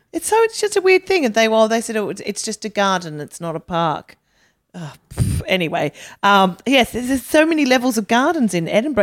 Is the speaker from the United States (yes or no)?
no; Australia; I was a big chunky girl growing up. And in Australia